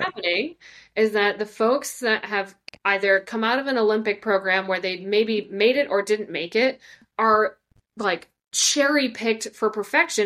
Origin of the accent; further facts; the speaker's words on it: Ireland; as an Irish person